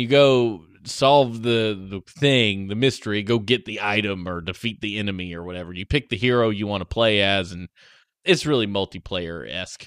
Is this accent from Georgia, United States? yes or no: yes; Georgia, United States; I grew up in Georgia